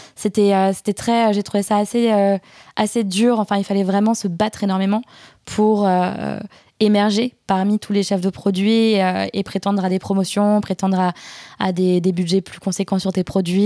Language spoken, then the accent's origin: French; Alsace, Grand Est, France; Je suis alsacienne